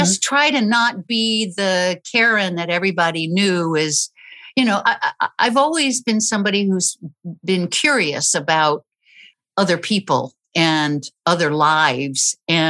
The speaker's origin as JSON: {"language": "English", "town": "St. Louis", "region": "Missouri", "country": "United States", "tie": "born or raised there", "also_born_or_lived": "New Orleans / Chicago", "said": "Well, actually, I was born in New Orleans, and then my dad kept getting transferred north. So I would say probably St. Louis and Chicago were from first grade till the end of high school."}